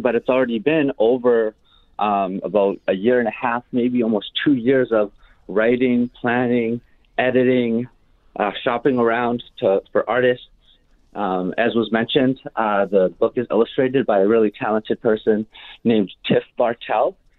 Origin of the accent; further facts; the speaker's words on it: Winnipeg, Manitoba, Canada; also born or lived in Shamattawa First Nation; I was born and raised here in the North End